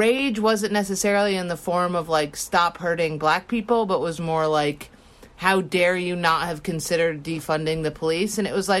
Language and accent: English; Ithaca, New York, United States; we grew up in Ithaca and it's a rural area